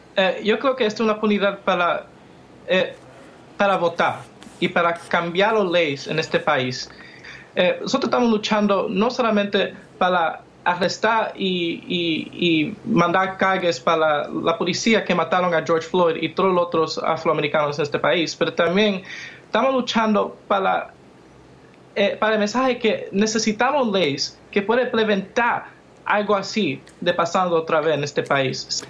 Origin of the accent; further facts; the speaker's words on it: Dominican Republic; now in United States; yo soy un dominicano en este país